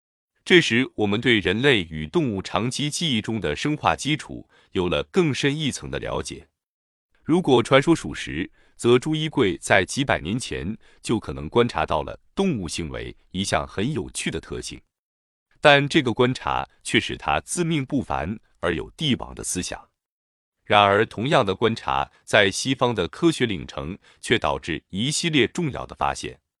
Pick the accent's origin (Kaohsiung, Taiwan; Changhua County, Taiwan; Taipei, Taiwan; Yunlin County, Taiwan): Kaohsiung, Taiwan; Qishan; 我的家乡是高雄县的岐山镇，离镇外不远的内门乡